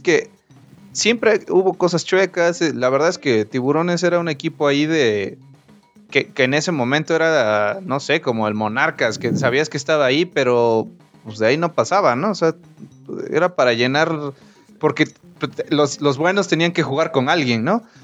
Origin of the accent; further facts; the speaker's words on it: Veracruz, Mexico; yo soy de Veracruz